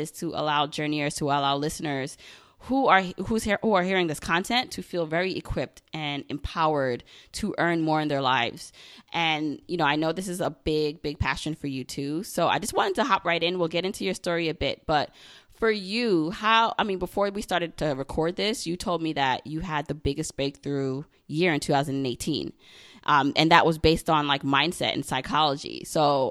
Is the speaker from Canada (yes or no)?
no; Jamaica; moved away; my family also immigrated here, and I was actually born in Jamaica.